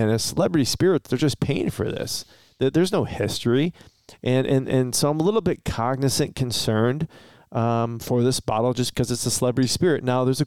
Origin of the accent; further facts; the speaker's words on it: Romeo, Michigan, United States; we're from Romeo, Michigan